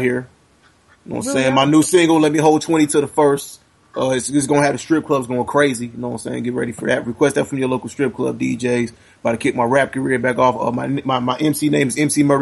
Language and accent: English; the South, United States; I'm from the South